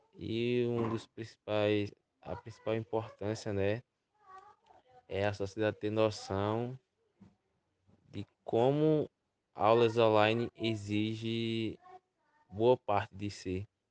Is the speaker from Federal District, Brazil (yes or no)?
no; Iati, Pernambuco, Brazil; tenho 17 anos e sou do município de Iati.